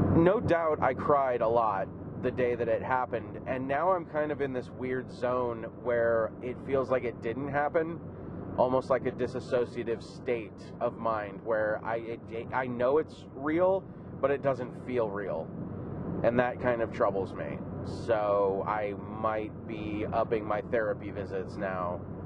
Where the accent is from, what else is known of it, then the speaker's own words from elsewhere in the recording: California, United States; growing up in California in the in the in, in my teenage years